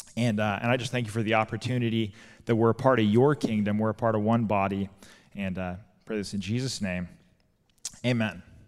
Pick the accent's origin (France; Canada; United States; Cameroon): United States; Albuquerque, New Mexico; now in Portland, United States; I'm from Albuquerque originally